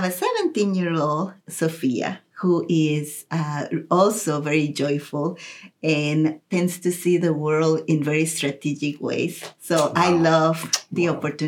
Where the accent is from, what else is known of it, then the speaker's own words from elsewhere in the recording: Costa Rica; moved away as an adult; now in Kansas City, United States; I grew up in Costa Rica